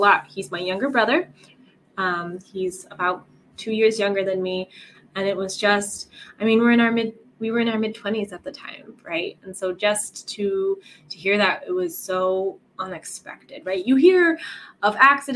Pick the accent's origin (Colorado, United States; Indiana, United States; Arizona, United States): Colorado, United States; moved away as an adult; now in Italy; I'm originally from Colorado in America, and then my husband works overseas, so we're living in Italy right now